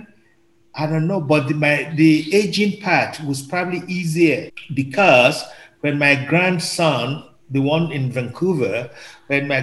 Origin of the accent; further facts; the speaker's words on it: Nigeria; now in Canada; I'm originally from Nigeria, as a Yoruba